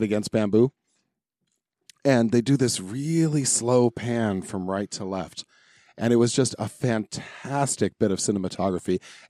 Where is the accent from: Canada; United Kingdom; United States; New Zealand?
United States; me being an American